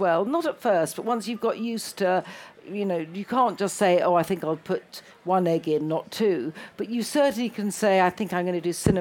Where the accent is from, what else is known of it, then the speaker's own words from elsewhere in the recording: London, United Kingdom; also born or lived in Italy; I'm a Londoner, therefore that's what I come from, a cosmopolitan melting pot